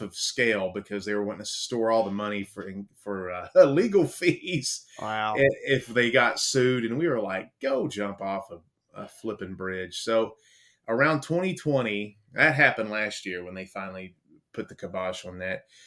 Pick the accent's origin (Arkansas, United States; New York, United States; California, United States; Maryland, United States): Maryland, United States; Baltimore; also born or lived in the South, United States; now in US South; I'm from Baltimore